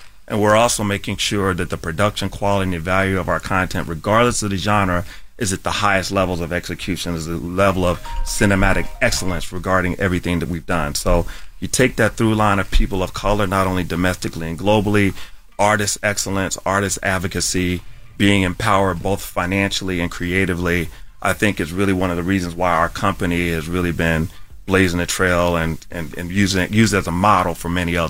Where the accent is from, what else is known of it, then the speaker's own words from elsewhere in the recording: Decatur, Georgia, United States; I grew up in Decatur, Georgia, man.